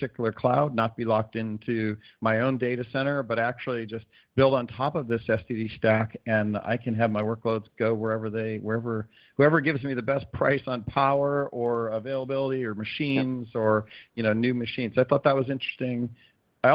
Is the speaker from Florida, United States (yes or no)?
yes; South Florida, United States; I'm from South Florida